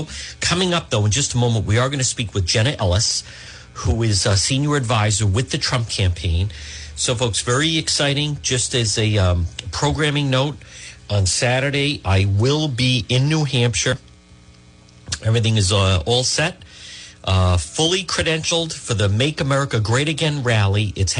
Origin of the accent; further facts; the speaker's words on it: Spain; now in Melrose, United States; I'm an immigrant. I come from Spain. I come from outside too, and I feel it.